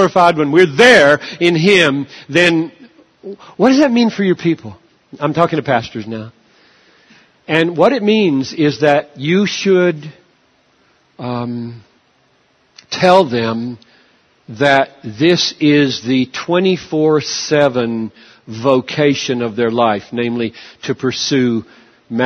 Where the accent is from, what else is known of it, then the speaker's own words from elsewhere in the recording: United States; I'm an American. I'm a Westerner